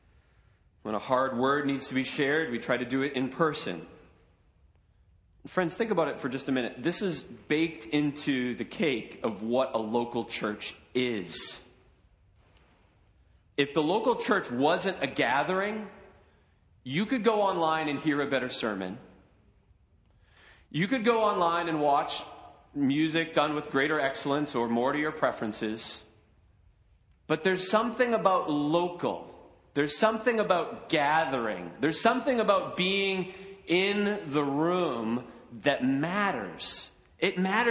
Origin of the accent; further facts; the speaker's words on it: United States; we as American Christians